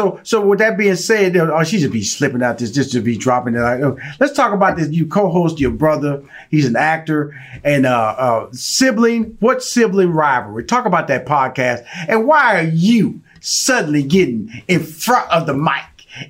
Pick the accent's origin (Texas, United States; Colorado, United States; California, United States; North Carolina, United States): Texas, United States; Houston; Because I was born and raised in Fifth Ward.